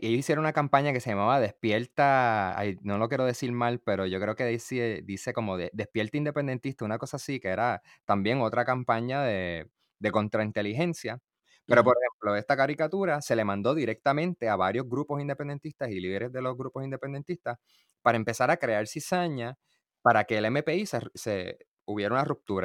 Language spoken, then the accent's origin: Spanish; Puerto Rico; como puertorriqueños